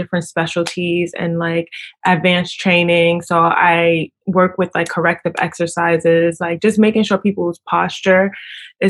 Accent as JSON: {"language": "English", "town": "New York City", "region": "New York", "country": "United States", "said": "I am from Brooklyn. Is where I'm from"}